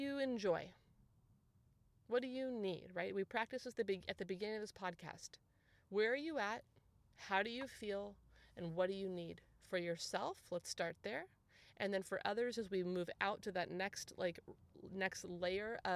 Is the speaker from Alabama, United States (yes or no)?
no; San Clemente, California, United States; also born or lived in Dana Point; we moved home to our hometown. So, I mean, you guys, our move was like 10 minutes, okay? But we moved from Dana Point to San Clemente. So I moved back to like where I went to high school and junior high and elementary school